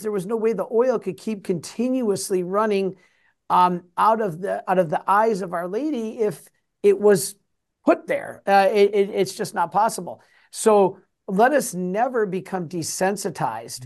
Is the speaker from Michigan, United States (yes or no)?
yes; Detroit, Michigan, United States; I'm from Detroit.